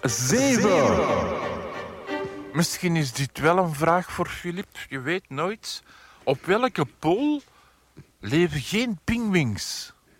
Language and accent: Dutch; Antwerp, Flanders, Belgium; ik ben van Antwerpen